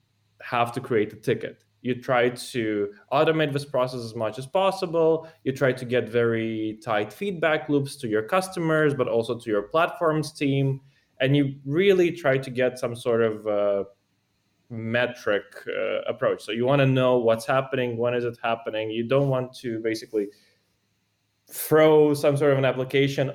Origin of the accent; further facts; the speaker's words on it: Moldova; moved away as an adult; also born or lived in Italy; now in Switzerland; I grew up in Moldova. That's where I spent basically most of my time up until high school, including high school, actually